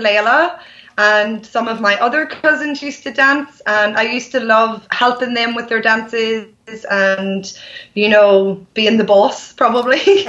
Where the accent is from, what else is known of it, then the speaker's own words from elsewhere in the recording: Ireland; I have a dance studio in my hometown.